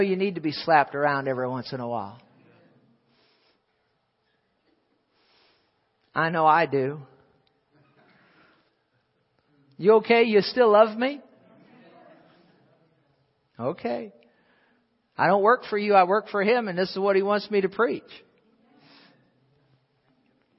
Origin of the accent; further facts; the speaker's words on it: Fenton, United States; I'm a Fentonese person. I speak Fentonese. I'm from Fenton